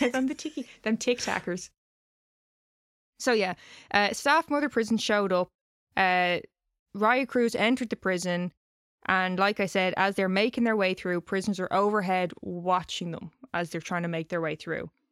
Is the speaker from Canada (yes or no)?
no; Ireland; I'm saying crack because I'm Irish